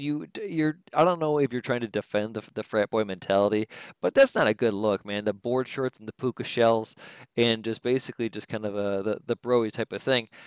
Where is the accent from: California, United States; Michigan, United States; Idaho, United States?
Michigan, United States; Detroit; I'm from Detroit